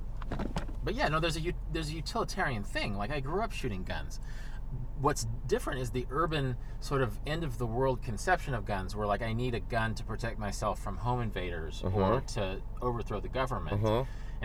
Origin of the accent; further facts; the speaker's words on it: Kansas, United States; I'm from Kansas